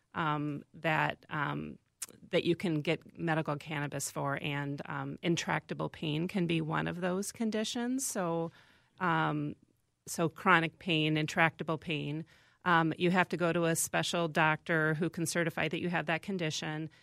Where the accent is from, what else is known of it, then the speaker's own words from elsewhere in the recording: Van Horne, Iowa, United States; moved away; I grew up in a small town in Iowa, uh, Van Horn, Iowa